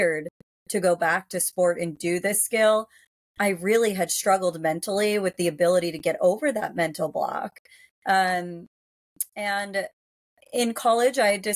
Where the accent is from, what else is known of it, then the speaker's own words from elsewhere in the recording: Worcester, Massachusetts, United States; I grew up in Massachusetts, in Central Mass